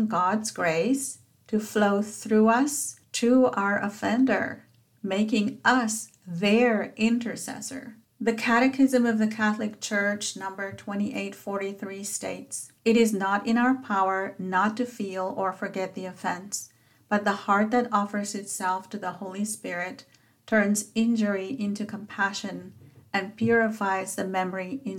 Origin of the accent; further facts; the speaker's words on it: South Africa; as a child growing up in South Africa